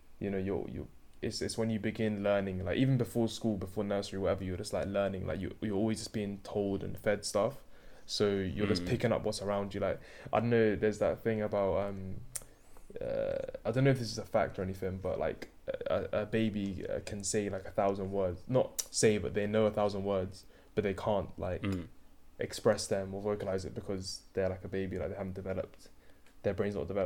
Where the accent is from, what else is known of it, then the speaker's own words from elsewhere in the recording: Sydney, New South Wales, Australia; accent: Sydney; I speak Arabic as well as English, obviously, and well, like, Sydney's dialect